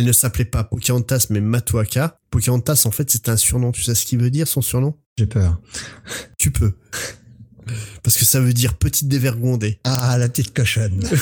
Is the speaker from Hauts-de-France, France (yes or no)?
no; Versailles, Île-de-France, France; moi, je viens de Versailles, et le roi soleil.